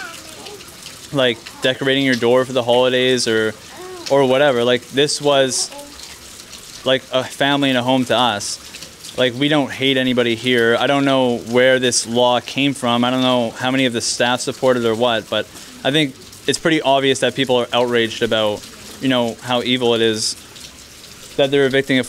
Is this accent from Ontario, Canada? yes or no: no; Kelowna, British Columbia, Canada; We're from Kelowna.